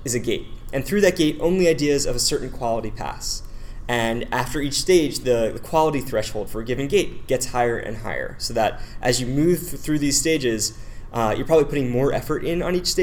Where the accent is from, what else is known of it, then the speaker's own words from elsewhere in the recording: the Bay Area, California, United States; I'm from the Bay Area and have been working with early stage tech companies since about 2009.